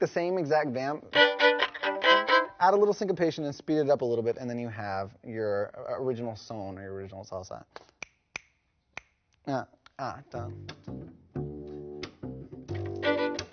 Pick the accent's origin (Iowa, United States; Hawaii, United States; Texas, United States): Texas, United States; Dallas; I grew up in Dallas-Fort Worth